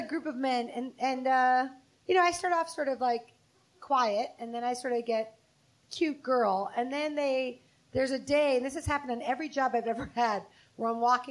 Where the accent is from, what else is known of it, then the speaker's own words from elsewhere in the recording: North Shore of Chicago, Illinois, United States; I'm from the North Shore of Chicago